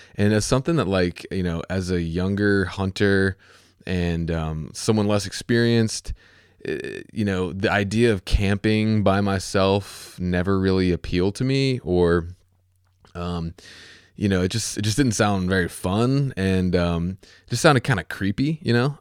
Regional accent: Virginia, United States; also born or lived in Chesapeake, Virginia; my home state is Virginia

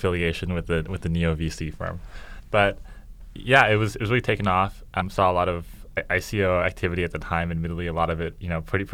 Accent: Vancouver, British Columbia, Canada; I'm from Vancouver, Canada. So we say like, I don't know, grade 10, 11, 12, rather than like junior, senior

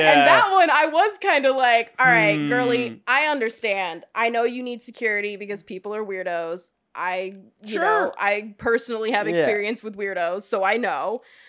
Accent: Atlanta, Georgia, United States; I was raised in Atlanta, Georgia.

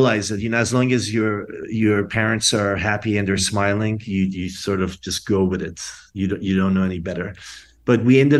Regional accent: Iran; now in Washington, D.C., United States; I grew up in Iran, and then we left after the revolution in 1980. And we were sort of, nomads for about a year. And then we ended up in Washington, D.C.

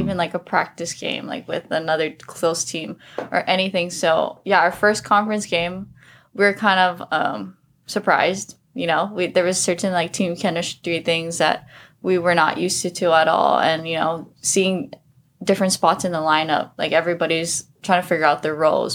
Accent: Oahu, Hawaii, United States; moved away as an adult; also born or lived in Sonoma, California; I'm from Oahu

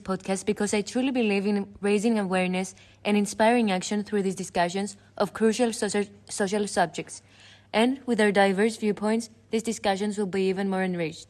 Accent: Cyprus; first language Greek; English is a second language; I come from Cyprus, where I lived all my life, and my native language is Greek

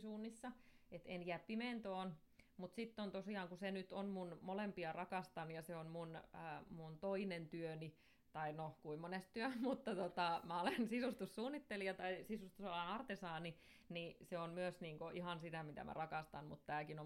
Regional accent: Somero, Southwest Finland, Finland; mun juuret on vahvasti Soverolla, eli täällä mä oon asunut ja opiskellutkin täältä kautta, että en ole mihinkään muuttanut ikinä

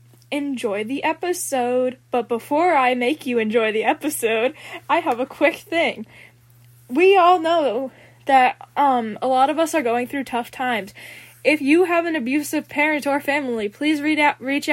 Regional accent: United States; I'm from the United States of America

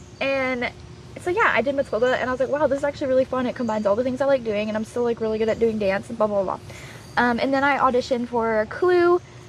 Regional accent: Arizona, United States; born there; I was born in Arizona.

